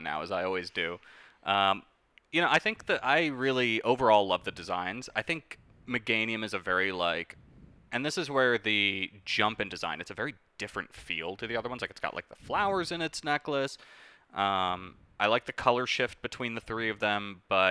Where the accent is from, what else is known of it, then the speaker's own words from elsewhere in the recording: New York City, New York, United States; New York City, shout out to my hometown